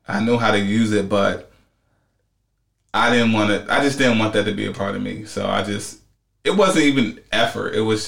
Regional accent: Washington, District of Columbia, United States; I'm from D.C.

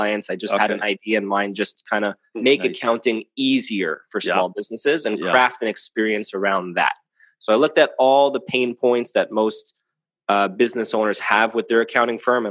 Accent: Montreal, Quebec, Canada; So I'm a CPA here, born and raised in Montreal, Canada.

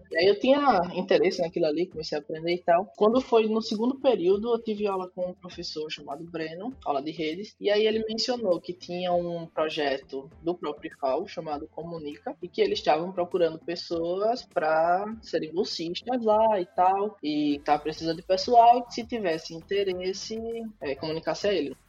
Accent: Maceió, Alagoas, Brazil; moved away as an adult; now in Stockholm, Sweden; sou de Maceió e atualmente eu moro em Estocolmo, na Suécia. Estou aqui há seis meses.

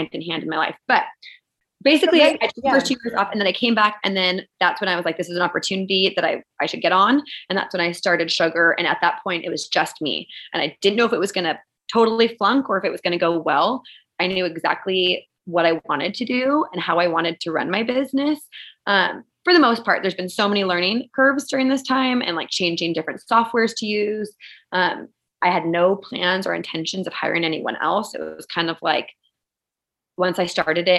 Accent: Santa Barbara, California, United States; also born or lived in Los Angeles; I grew up in Santa Barbara, the small town.

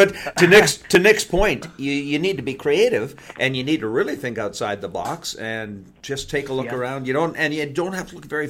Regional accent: Canada; I say El Segundo because I'm Canadian.

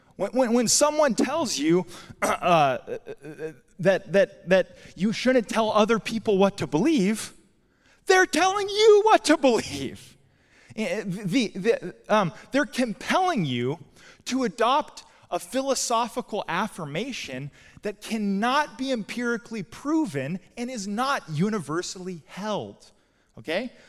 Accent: Albuquerque, New Mexico, United States; now in Portland, United States; I'm from Albuquerque originally

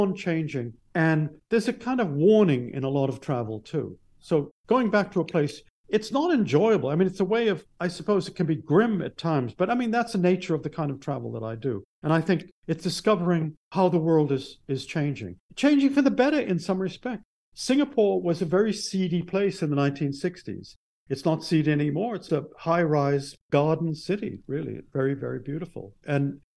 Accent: Bedford, Massachusetts, United States; my hometown of Bedford, Massachusetts

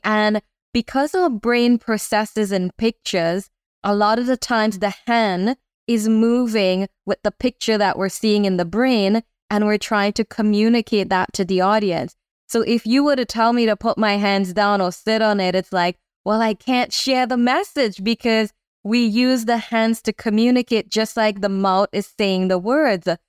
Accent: Trinidad & Tobago; I grew up in Trinidad

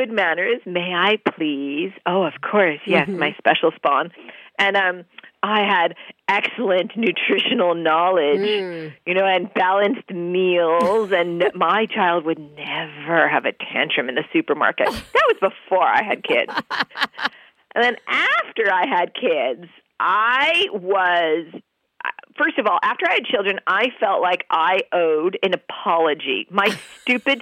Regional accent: New York City, New York, United States; I grew up in New York City with only cats

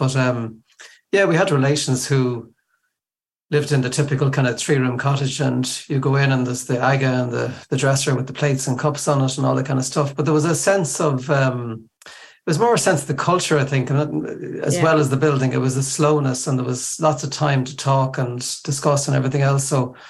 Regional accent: Dublin, Leinster, Ireland; I grew up in Dublin, but my parents are from South Leitrim, from two places called Avas and Clun Mull.

